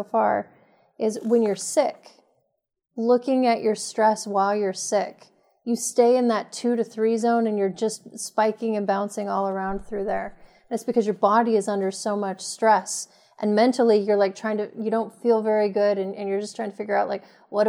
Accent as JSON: {"language": "English", "region": "Montana", "country": "United States", "tie": "born or raised there", "also_born_or_lived": "Los Angeles area", "moved": "yes", "said": "I grew up in Montana"}